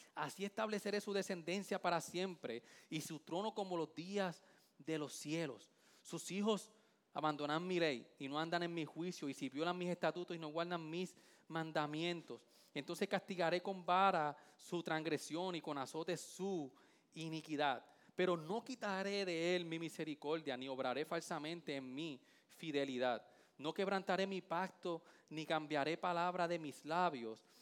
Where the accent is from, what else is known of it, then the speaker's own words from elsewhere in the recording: Vega Baja, Puerto Rico; yo soy de la playa de la Bajeada Sandín